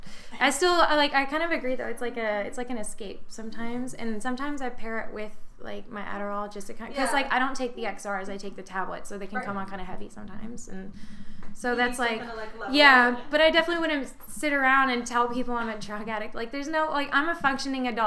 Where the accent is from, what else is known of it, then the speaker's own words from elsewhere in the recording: the South, United States; I grew up in the South and I went to finishing school